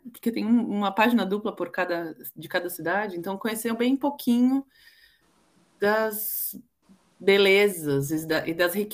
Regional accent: Southeast, Brazil; now in London, United Kingdom; Eu venho do Sudeste

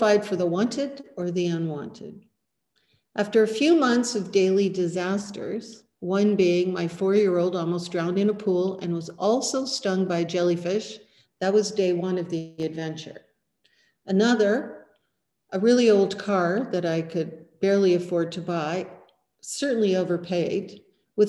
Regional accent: Rutland, British Columbia, Canada; also born or lived in Peachland / Edmonton / Cabo San Lucas; I grew up partly in Rutland

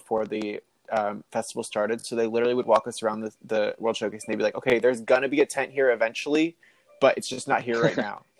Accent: New Jersey, United States; No, I'm actually from New Jersey, but I visit a lot.

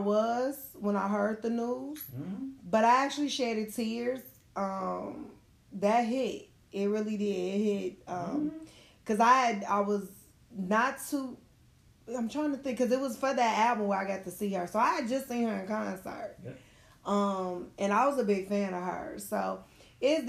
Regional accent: Chicago, Illinois, United States; I'm from Chicago

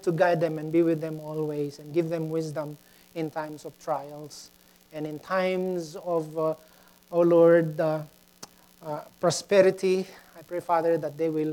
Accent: Mexico, Pampanga, Philippines; moved away; I grew up in Mexico, Pampanga, Philippines

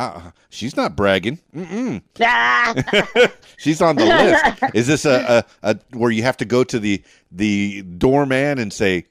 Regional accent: Miami, Florida, United States; now in Arkansas, United States; I mean, I'm from Miami, but, you know, I got here to Arkansas.

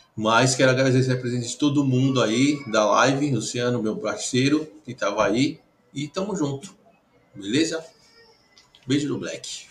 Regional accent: São Paulo, Brazil; Eu sou da aqui da Moca, velho. Sou moquense.

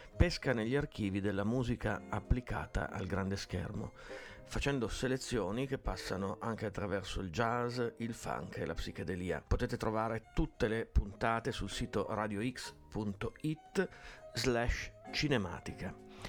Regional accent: Piedmont, Italy; sono piemontesi come me

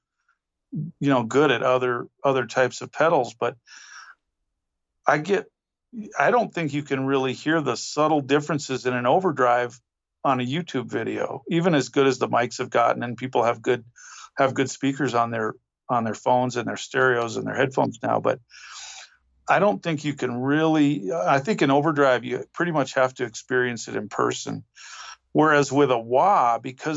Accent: rural northern New Mexico, United States; we moved to New Mexico when I was a little kid, and we lived in rural northern New Mexico.

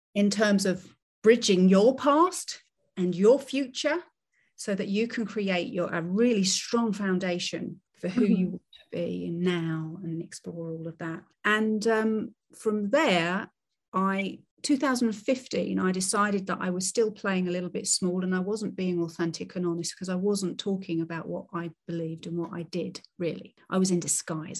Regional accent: United Kingdom; I'm I'm British

